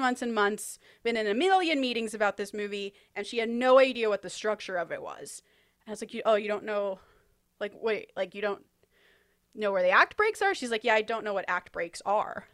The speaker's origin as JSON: {"language": "English", "country": "United States", "said": "I'm an American who wants to write movies"}